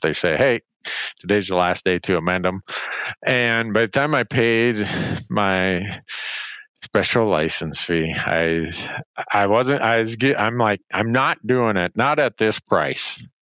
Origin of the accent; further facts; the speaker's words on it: Montana, United States; my home state of Montana